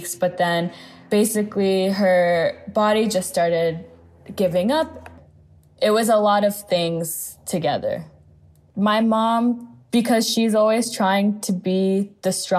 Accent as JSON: {"language": "English", "town": "Los Angeles", "region": "California", "country": "United States", "tie": "born or raised there", "also_born_or_lived": "New York", "said": "I grew up in the United States, mostly in Los Angeles"}